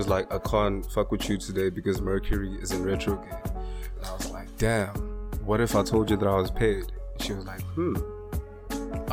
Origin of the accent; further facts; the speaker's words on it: South Africa; as South African men, as African men in general